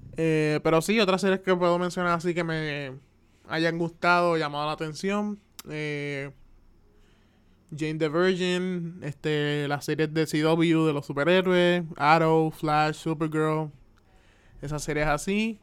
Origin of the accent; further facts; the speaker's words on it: Carolina, Puerto Rico; also born or lived in Atlanta, Georgia / Río Grande; me crié los 23 años que, tengo aquí en Puerto Rico.